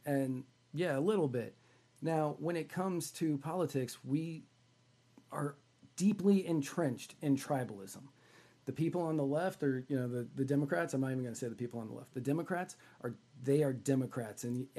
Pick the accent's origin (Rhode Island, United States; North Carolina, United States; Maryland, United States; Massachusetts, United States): Rhode Island, United States; also born or lived in California / Washington, D.C.; so I was born in California, and then when I was really young, we moved to Rhode Island, and the first game I went to was at Fenway.